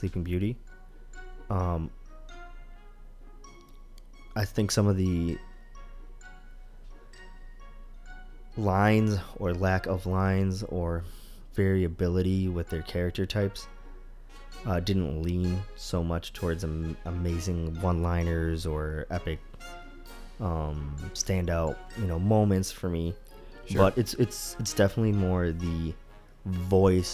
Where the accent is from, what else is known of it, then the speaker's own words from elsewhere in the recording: Delhi, India; moved away; born in Delhi, India